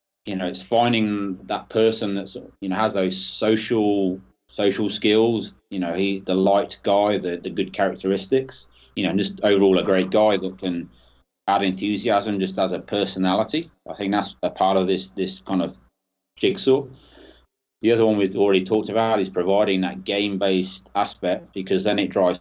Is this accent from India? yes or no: no; Northampton, East Midlands, United Kingdom; moved away as an adult; also born or lived in Chile; my hometown club is Northampton Saints here in England